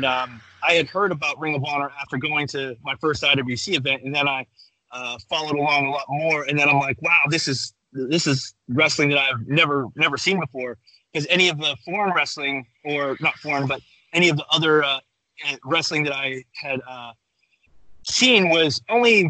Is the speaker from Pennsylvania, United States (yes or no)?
yes; Pittsburgh, Pennsylvania, United States; growing up in Pittsburgh